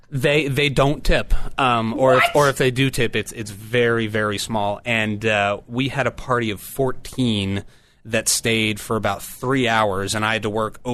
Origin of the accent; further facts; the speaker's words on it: Gap, Pennsylvania, United States; growing up in Amish Country, Pennsylvania, in this little town called Gap.